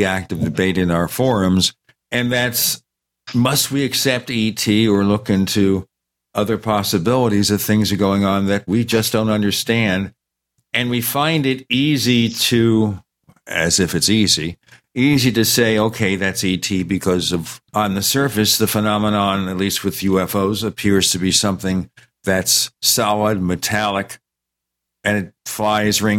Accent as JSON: {"language": "English", "town": "New York City", "region": "New York", "country": "United States", "tie": "born or raised there", "said": "I grew up in Brooklyn when we had the Brooklyn Dodgers before they went over"}